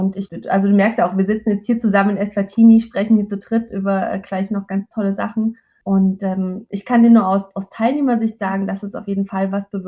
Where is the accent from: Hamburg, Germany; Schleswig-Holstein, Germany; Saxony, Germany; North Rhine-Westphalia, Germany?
Saxony, Germany; Leipzig; Ich komme aus Leipzig